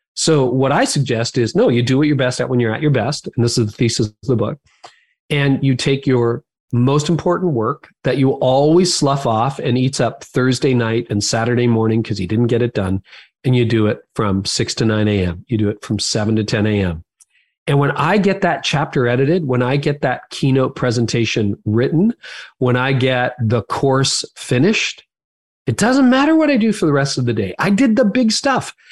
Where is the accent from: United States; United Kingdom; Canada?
Canada; I'm Canadian